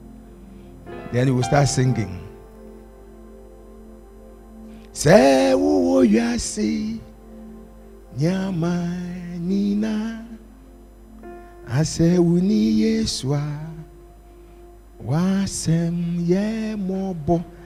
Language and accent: English; Accra, Greater Accra, Ghana; I come from Bukom